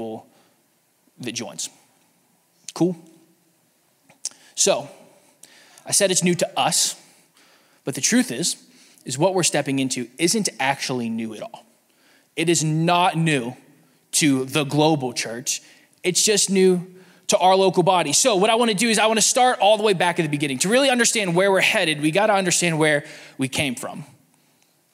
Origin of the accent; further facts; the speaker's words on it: Pennsylvania, United States; we're all from Pennsylvania